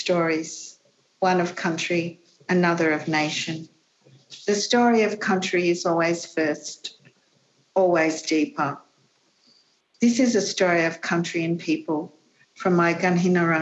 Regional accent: Gundagai, New South Wales, Australia; I was born on country in the early 1960s. I grew up along the road to Gundagai, Wiradjuri country

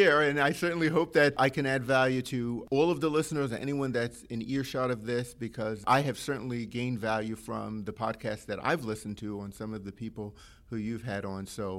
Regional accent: New York City, New York, United States; now in Hamilton, United States; I am one of nine children, born and raised in Brooklyn

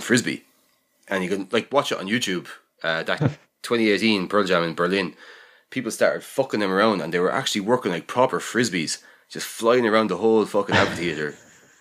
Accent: Ireland; we're from Ireland.

